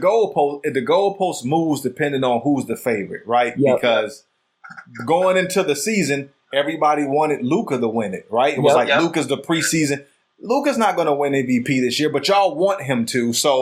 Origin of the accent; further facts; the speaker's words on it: Detroit, Michigan, United States; I'm from Detroit.